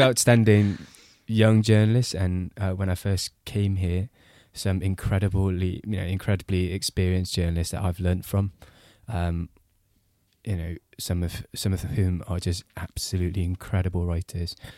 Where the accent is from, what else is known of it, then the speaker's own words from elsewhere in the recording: Singapore; moved away as an adult; also born or lived in Britain; now in United Kingdom; I grew up in Singapore